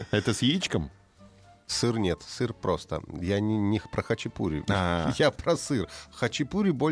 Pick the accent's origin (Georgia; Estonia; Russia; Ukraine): Georgia; born or raised there